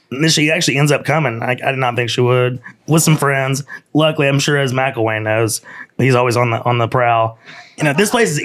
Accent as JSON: {"language": "English", "town": "Knoxville", "region": "Tennessee", "country": "United States", "moved": "as an adult", "lives_now": "Nashville, United States", "said": "Knoxville, Tennessee. East Tennessee."}